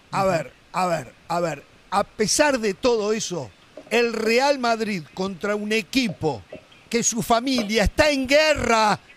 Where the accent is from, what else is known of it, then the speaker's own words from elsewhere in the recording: Uruguay; Yo soy uruguayo